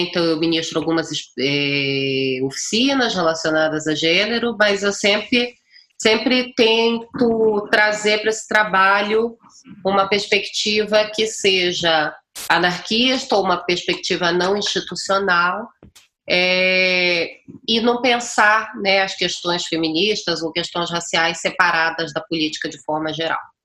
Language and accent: Portuguese; Pará, Brazil; eu sou paraense